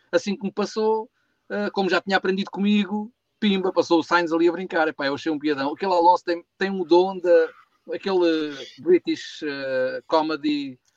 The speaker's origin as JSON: {"language": "Portuguese", "country": "Portugal", "said": "eu sou português, pá. eu sou português"}